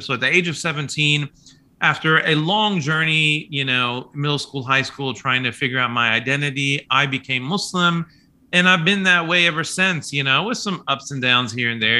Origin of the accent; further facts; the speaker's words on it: Kansas City, Kansas, United States; also born or lived in Manhattan, Kansas; now in Oklahoma, United States; I was born and raised in Kansas City, Kansas